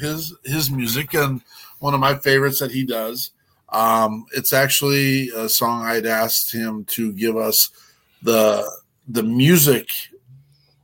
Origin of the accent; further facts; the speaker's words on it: United States; also born or lived in Montana; I'm not even from the South. I'm from Wyoming and Montana